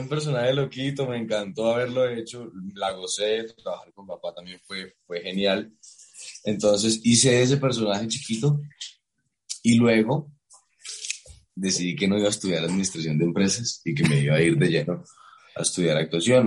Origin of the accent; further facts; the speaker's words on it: Cartagena, Bolívar, Colombia; also born or lived in New York; yo crecí en Cartagena